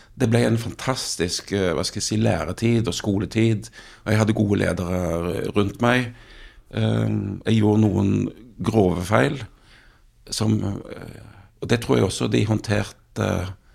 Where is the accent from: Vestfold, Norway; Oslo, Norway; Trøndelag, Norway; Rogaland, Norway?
Rogaland, Norway; Jæren; jeg vokste opp på, på Jæren